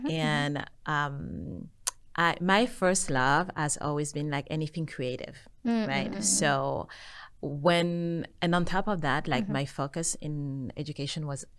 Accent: Senegal; also born or lived in Paris, France / New York, United States; now in Korea; Mm-hmm. I was born in Paris. I'm originally from Senegal. Mm-hmm. I lived in New York for over 10 years, and then I moved to Korea.

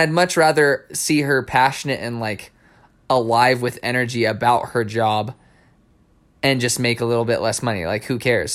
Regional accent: New Mexico, United States; I grew up in New Mexico

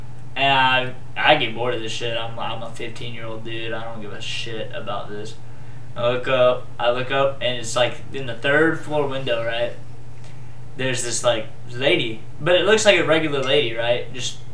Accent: Charleston, South Carolina, United States; I'm from Charleston, South Carolina. Really old fucking city.

